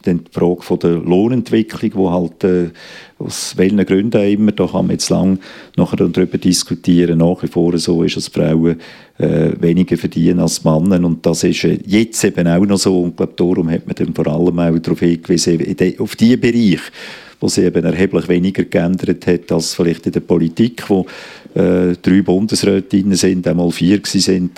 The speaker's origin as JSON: {"language": "German", "country": "Switzerland", "said": "bei uns in der Schweiz"}